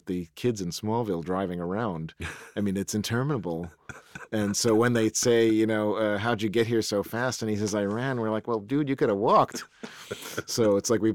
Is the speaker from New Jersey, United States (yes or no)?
no; New York, United States; as a kid, seeing it as a New Yorker